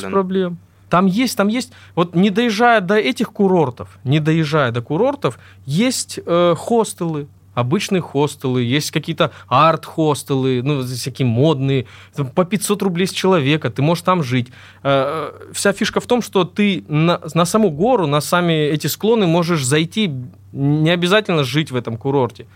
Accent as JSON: {"language": "Russian", "region": "Krasnodar Krai", "country": "Russia", "tie": "born or raised there", "said": "Я из Краснодарского края родом"}